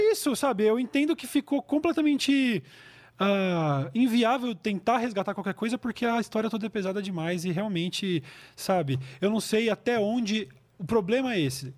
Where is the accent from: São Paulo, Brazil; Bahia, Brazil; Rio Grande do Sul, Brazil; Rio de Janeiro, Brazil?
São Paulo, Brazil; Jundiaí; eu sou de Jundiaí